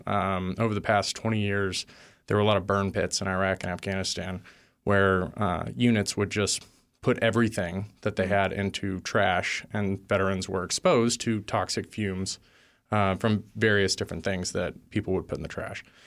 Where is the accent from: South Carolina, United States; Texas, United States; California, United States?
Texas, United States; I grew up in Texas